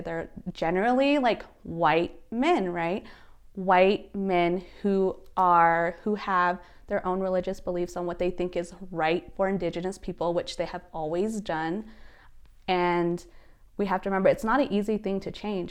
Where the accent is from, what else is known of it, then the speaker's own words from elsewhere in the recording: Gray Mountain, Arizona, United States; now in Albuquerque, United States; I'm originally from Gray Mountain, Arizona, which is northern Arizona, but I reside here in Albuquerque, New Mexico